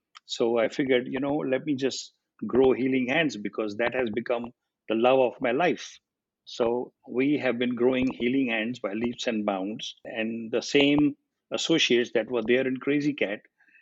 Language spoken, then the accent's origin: English; India; moved away as an adult; I was 18 when I came here from India